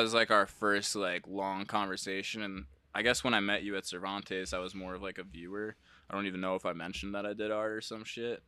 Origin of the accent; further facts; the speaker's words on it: New Jersey, United States; moved away as an adult; also born or lived in Massachusetts; I'm from Jersey